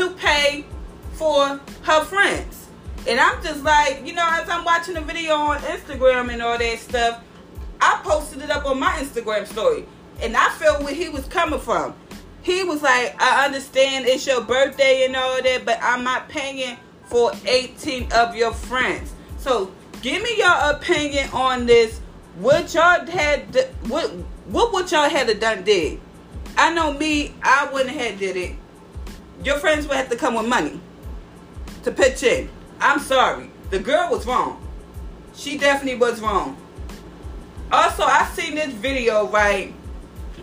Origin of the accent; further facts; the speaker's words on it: Philadelphia, Pennsylvania, United States; I love my hometown